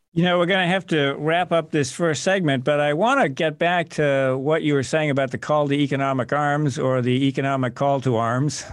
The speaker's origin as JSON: {"language": "English", "region": "Massachusetts", "country": "United States", "tie": "born or raised there", "moved": "as an adult", "lives_now": "Fredericksburg, United States", "said": "I grew up in Massachusetts"}